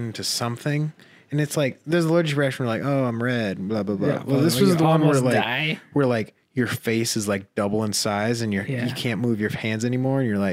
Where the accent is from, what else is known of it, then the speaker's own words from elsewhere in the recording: Sioux Falls, South Dakota, United States; I'm from here in Sioux Falls